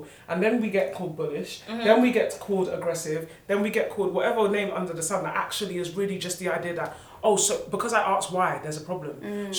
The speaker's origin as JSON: {"language": "English", "country": "United Kingdom", "said": "But we, as black people in Britain, are not first, second generation."}